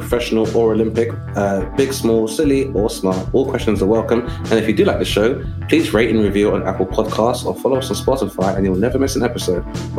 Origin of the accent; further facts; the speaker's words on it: London, United Kingdom; I grew up in London.